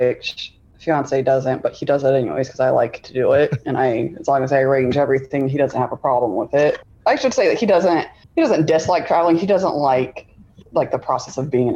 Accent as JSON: {"language": "English", "town": "Tucson", "region": "Arizona", "country": "United States", "tie": "born or raised there", "moved": "yes", "lives_now": "Michigan, United States", "said": "I grew up in Tucson, Arizona, and through a series of unfortunate events, I ended up living in Michigan"}